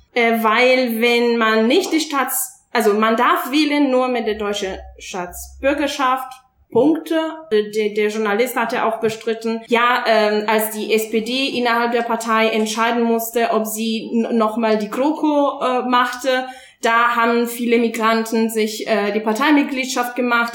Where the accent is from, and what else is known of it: Italy; German is a second language; moved away as an adult; now in Germany